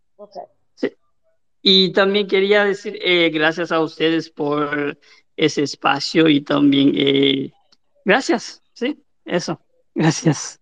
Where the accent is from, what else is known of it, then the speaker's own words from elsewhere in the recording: Cap-Haïtien, Nord, Haiti; yo soy de Cabo